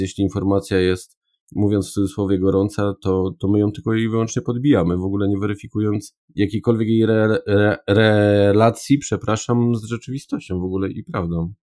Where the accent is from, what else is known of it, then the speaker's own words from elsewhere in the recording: Upper Silesia, Poland; also born or lived in Warsaw; jestem z Górnego Śląska i tutaj jednak e, jestem związany przede wszystkim mm, dopiero potem gdzieś z Warszawą